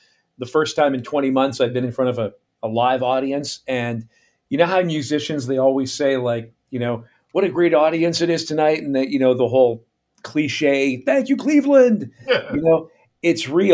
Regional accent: Canada; moved away as an adult; also born or lived in United States / Caribbean; my career has taken me from my home country, Canada, into the U.S., and then into the Caribbean for a couple of years, and then back to Canada, where I'm currently based.

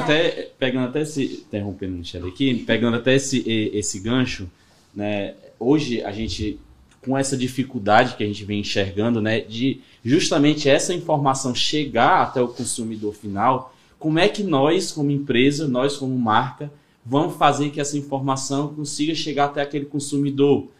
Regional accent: Ceará, Brazil; sou do Ceará mesmo

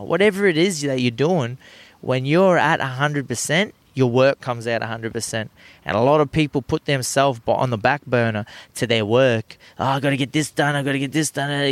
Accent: Australia; turned into the most Aussiest person ever when I go overseas.

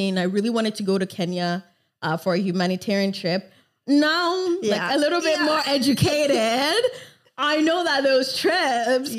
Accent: Canada; also born or lived in Lagos, Nigeria / Montreal, Canada; I lived 9 years of my life first in Nigeria in Lagos. Mm-hmm. And then moved to Canada in 2007

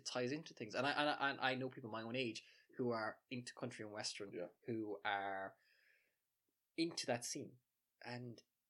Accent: west of Ireland, Ireland; I come from the West, and I grew up in a house where, at the time, it was Midwest and Northwest Radio.

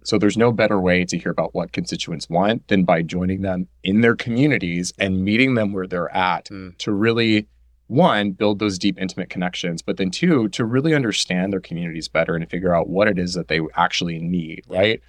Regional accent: Houston, Texas, United States; I'm a native born Houstonian. Mm-hmm. So I lived here my whole life. Mm-hmm. I grew up in near North Side

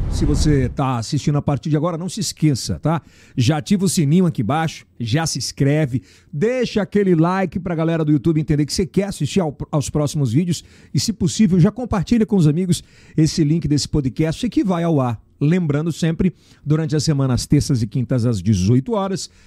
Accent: Ceará, Brazil; nascido no Ceará, cearense, que nem eu.

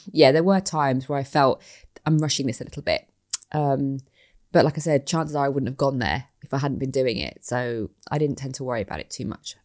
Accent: East Midlands, United Kingdom; I'm from the Midlands as well, East Midlands

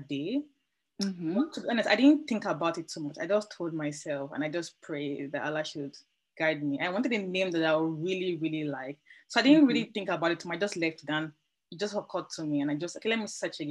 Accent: Nigeria; now in Amsterdam, Netherlands; I currently live in Amsterdam, though I'm Nigerian

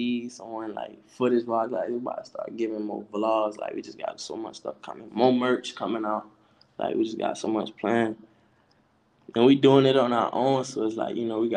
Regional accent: South Carolina, United States; I'm from South Carolina. I'm from Yemisi, South Carolina, Black Bottom

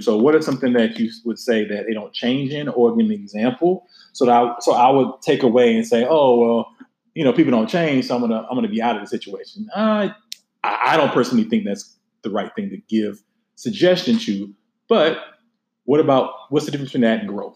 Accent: the South, United States; I am from the South

